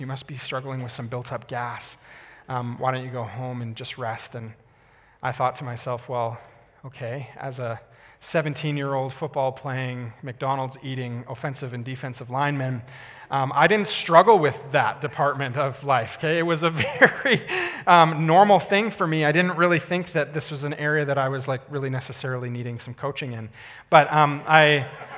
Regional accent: Calgary, Alberta, Canada; I grew up in Calgary, so I was in my hometown.

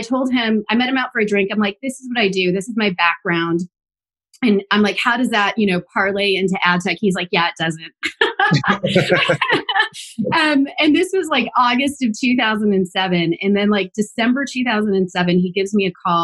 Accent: Inglewood, California, United States; moved away as an adult; now in New York City, United States; I'm a native Angeleno. I was born and raised in Los Angeles. I'm a first generation Mexican American. Grew up in Inglewood, and now I have been in New York City for over 15 years

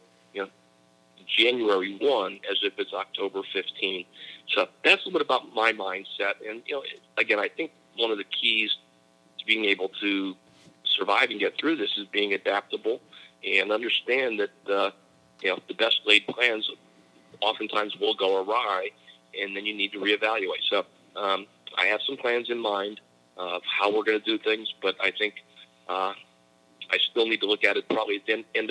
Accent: Shamokin, Pennsylvania, United States; I am from a small coal mining town in the middle of Pennsylvania called Shamokin, Pennsylvania

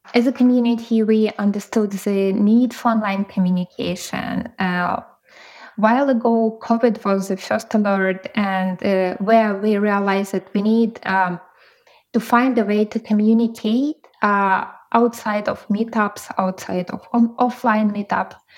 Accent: Ukraine; I'm from Ukraine

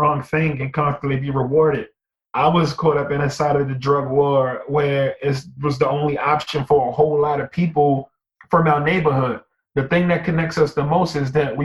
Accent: Baltimore, Maryland, United States; I'm from East Baltimore

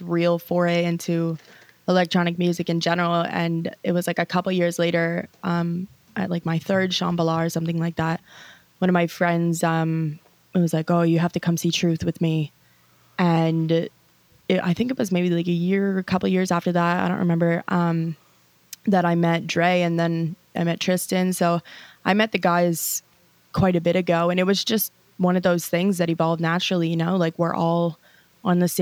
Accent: Vancouver Island, British Columbia, Canada; also born or lived in Los Angeles; now in Vancouver, Canada; I grew up on Vancouver Island

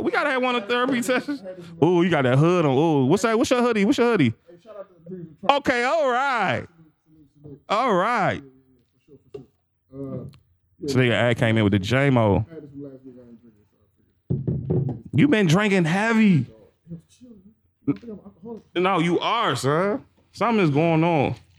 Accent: United States; I mean, I'm a real nigga. I'm from Southeast.

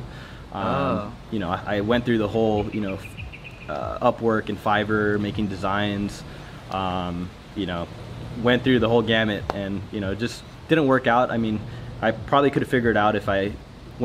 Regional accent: Salinas, California, United States; I grew up in Salinas, up in Northern California

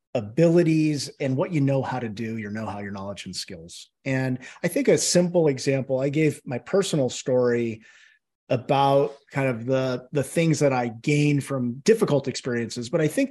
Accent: California, United States; Well, I grew up in the San Francisco Bay Area, and when I was three, my mother developed a mental illness.

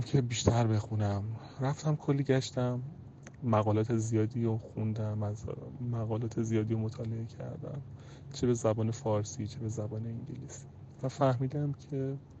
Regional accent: Tehran, Tehran Province, Iran; اهل تهرانم

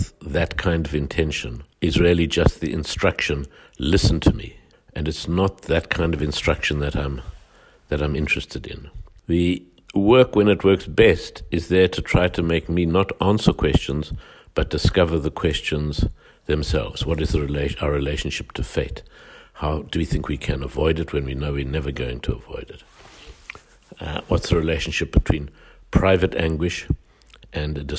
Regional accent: Johannesburg, Gauteng, South Africa; how apartheid worked, which was what I grew up in South Africa

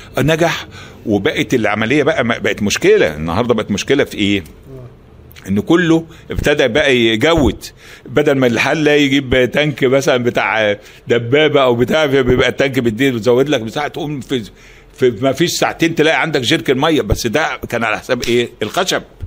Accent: Alexandria, Alexandria Governorate, Egypt; احنا من الاسكندريه

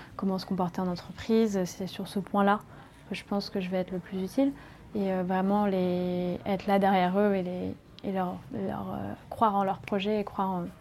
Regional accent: Paris, Île-de-France, France; moved away as an adult; je viens de Paris

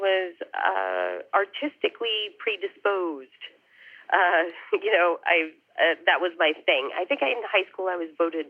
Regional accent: Wilton, Connecticut, United States; I grew up in Connecticut, a town called Wilton in Fairfield County, it's a commuter town, about an hour outside the city, north.

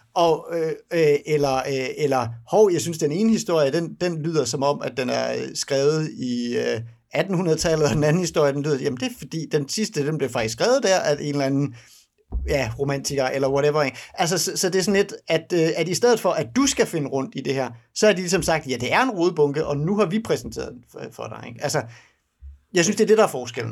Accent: Denmark; for mig som dansker

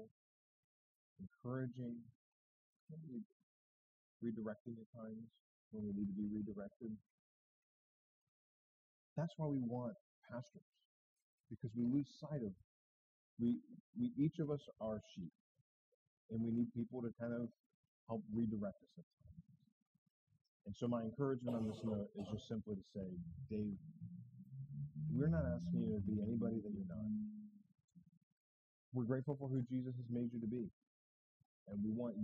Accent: New Hampshire, United States; I'm from New Hampshire

